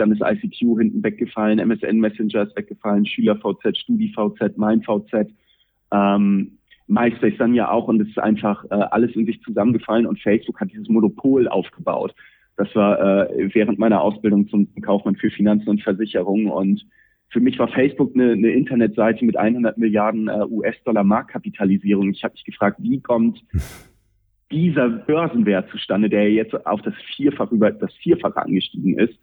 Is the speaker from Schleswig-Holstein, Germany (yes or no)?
yes; Pinneberg, Schleswig-Holstein, Germany; Pinneberger, ähm, was, was meine Heimatstadt ist